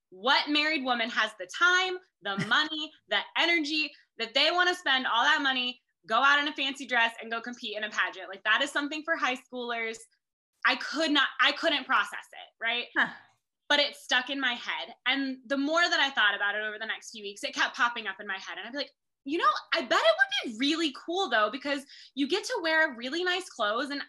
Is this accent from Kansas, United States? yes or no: yes; Kansas, United States; I am Mrs. Kansas International 2022 and proud of it.